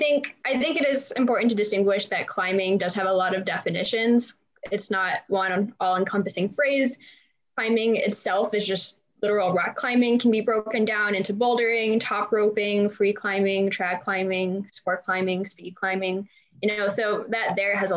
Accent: Fort Collins, Colorado, United States; also born or lived in Breckenridge, Colorado / United Kingdom; I grew up in Fort Collins, Colorado, which is north of Denver

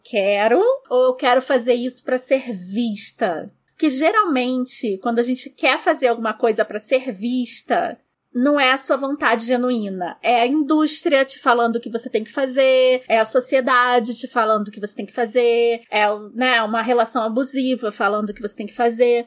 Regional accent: Rio de Janeiro, Brazil; A gente veio da Vila da Penha, classe média bem baixa, baixa, baixa

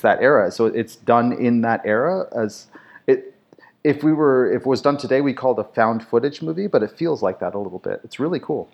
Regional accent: Canada; I was raised, uh, German, European, and of course being French, uh, being French, being Canadian, we have a lot of French stuff here.

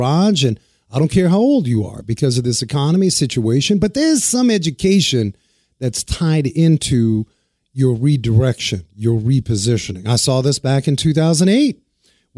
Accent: New York City, New York, United States; also born or lived in Germany; I was right across the way, the Harlem River in Washington Heights

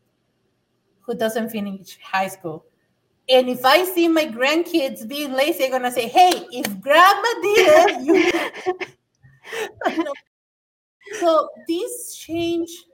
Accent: Mexico; English is a second language; now in United States; I'm an immigrant from Mexico. English is my second language

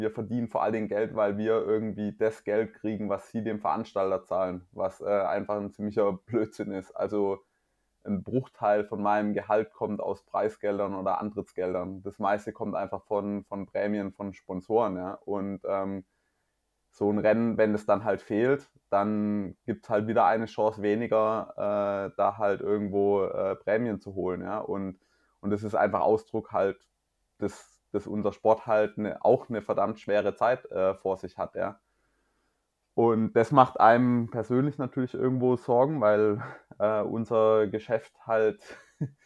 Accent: Mühlacker, Baden-Württemberg, Germany; Mühlacker Triathlon, den du ja auch schon gewonnen hast der ist, Stimmt. Äh, in, meiner, in meiner Heimatstadt

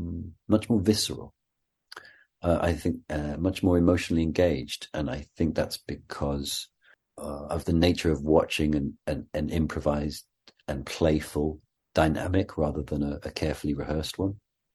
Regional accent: Wales, United Kingdom; accent: Welsh; because of course I went to drama school in England, and so I was told that my regional Welsh accent wasn't appropriate for Shakespeare

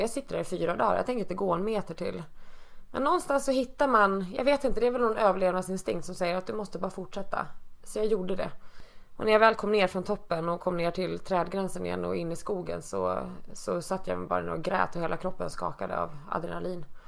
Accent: Dalarna County, Sweden; now in Stockholm, Sweden; jag flyttade från min hemby uppe i Dalarna 1994

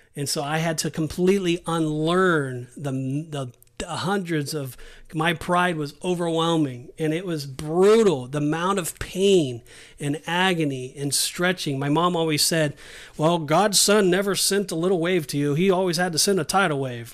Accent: Southern California, United States; moved away as an adult; also born or lived in Saint George, Utah; now in Kissimmee, United States; we're born and raised in Southern California

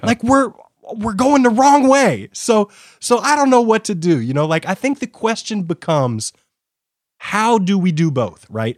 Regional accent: United States; I'm an American

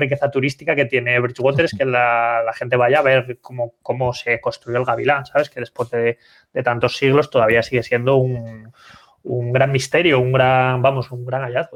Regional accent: Santander, Cantabria, Spain; yo que soy de Santander

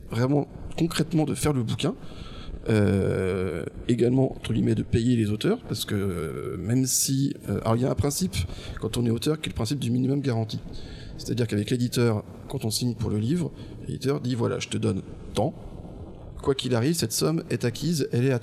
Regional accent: Angers, Pays de la Loire, France; moved away as an adult; also born or lived in Strasbourg; moi je viens d'Angers

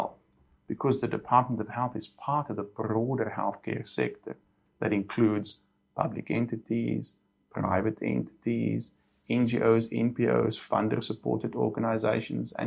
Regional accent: Cape Town, Western Cape, South Africa; I was born in Cape Town. I was actually born in Tigerberg Hospital, so I'm super local

